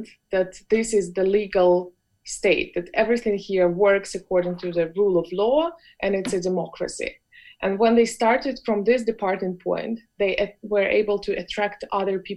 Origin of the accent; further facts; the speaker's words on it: Belarus; I grew up in Belarus